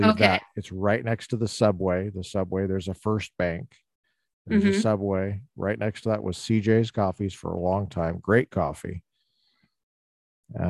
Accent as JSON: {"language": "English", "town": "Littleton", "region": "Colorado", "country": "United States", "tie": "born or raised there", "said": "Littleton, Colorado. My hometown"}